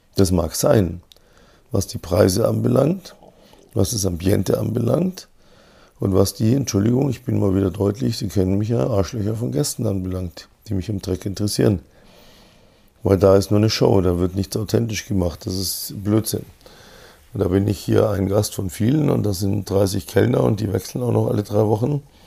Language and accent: German; Munich, Bavaria, Germany; als Münchner